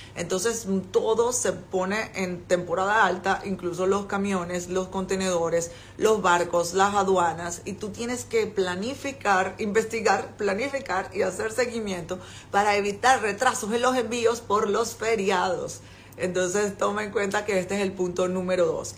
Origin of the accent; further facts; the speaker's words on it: Venezuela; moved away as an adult; now in China; yo soy venezolana